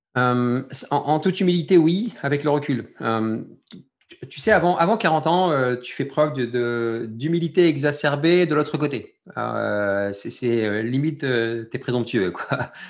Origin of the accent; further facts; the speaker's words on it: France; je suis français d'origine algérienne, je suis algérien né en France